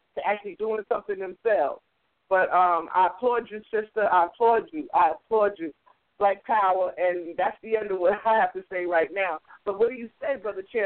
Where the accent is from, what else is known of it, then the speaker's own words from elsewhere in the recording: New York, United States; now in New Jersey, United States; I grew up in New York